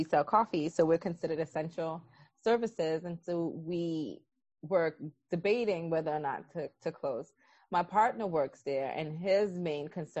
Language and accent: English; New York City, New York, United States; I was born and raised in Brooklyn, New York